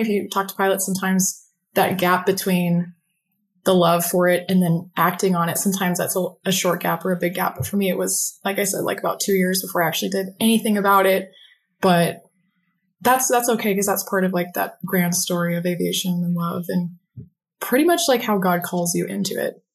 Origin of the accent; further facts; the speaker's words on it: Phoenix, Arizona, United States; I'm currently in Phoenix, Arizona, um, I've never left